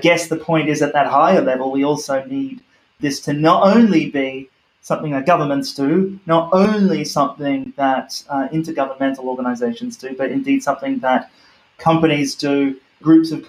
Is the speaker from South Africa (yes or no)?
no; Australia; moved away; my home country of Australia